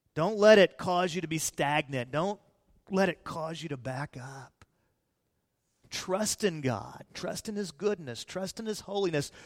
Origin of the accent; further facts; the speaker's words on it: Peoria, Illinois, United States; moved away; I was born in Peoria, Illinois, in the Methodist Hospital